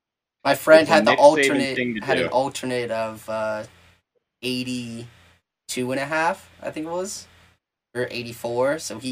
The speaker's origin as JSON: {"language": "English", "region": "Ohio", "country": "United States", "said": "I am from Ohio"}